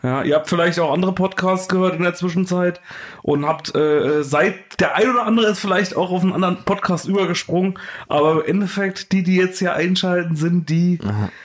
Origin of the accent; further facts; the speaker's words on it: Thuringia, Germany; now in Brandenburg, Germany; Ich komme ja nur aus Thüringen